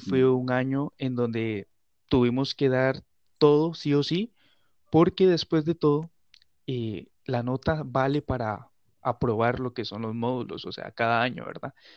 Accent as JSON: {"language": "Spanish", "town": "San Carlos", "region": "Río San Juan", "country": "Nicaragua", "said": "yo soy nicaragüense, por gracia de Dios. soy del departamento de Río San Juan, del municipio de San Carlos"}